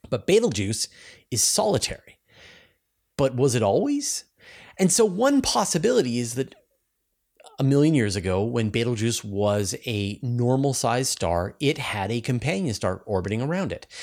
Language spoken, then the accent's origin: English; Canada; accent: Canadian; my Canadian accent. I'm Canadian. I have an accent